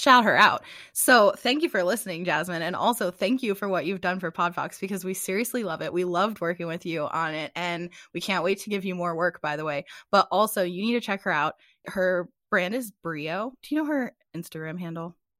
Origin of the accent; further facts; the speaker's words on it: United States; now in Phoenix, United States; I'm from the Chesapeake Bay area